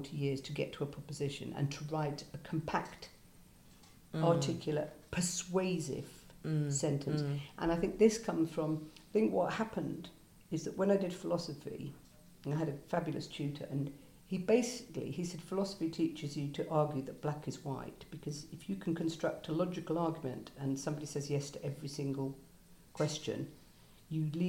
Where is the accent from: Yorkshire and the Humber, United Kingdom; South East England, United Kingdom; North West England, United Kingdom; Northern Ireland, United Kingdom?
North West England, United Kingdom; Lancashire; I'm from Lancashire